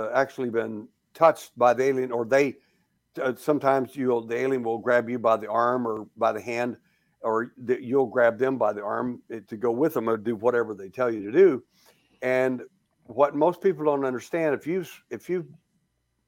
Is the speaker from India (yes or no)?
no; Texas, United States; I was born in Texas